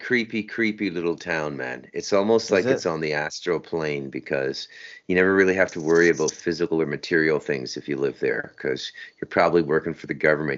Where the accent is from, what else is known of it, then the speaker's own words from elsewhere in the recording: Ottawa, Ontario, Canada; I'm from Ottawa.